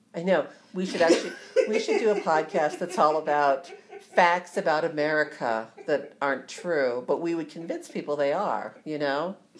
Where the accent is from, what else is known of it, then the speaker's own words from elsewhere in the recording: Ohio, United States; moved away; also born or lived in New Jersey; I'm from Ohio actually.